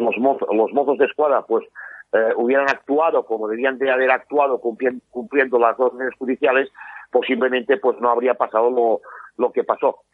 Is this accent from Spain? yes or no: yes; Catalonia, Spain; los que somos de Cataluña, yo te puedo decir que me miro evidentemente TV3